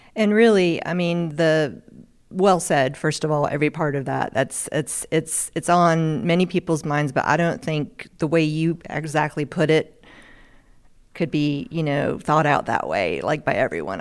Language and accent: English; Asheville, North Carolina, United States; I'm from Asheville, North Carolina